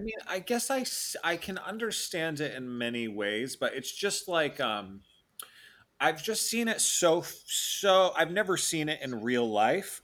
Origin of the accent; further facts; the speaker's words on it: Florida, United States; I was born in Florida